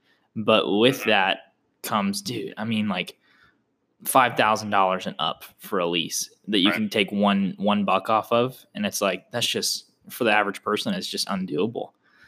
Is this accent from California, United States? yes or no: no; Oklahoma, United States; now in Texas, United States; I'm from Oklahoma